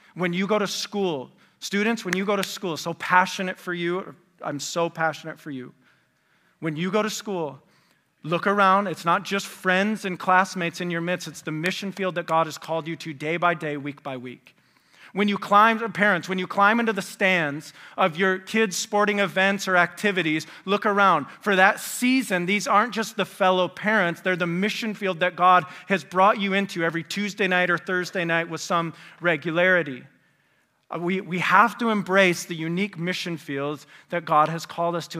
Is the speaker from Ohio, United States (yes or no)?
no; West Michigan, United States; moved away as an adult; also born or lived in Indiana; I grew up in West Michigan.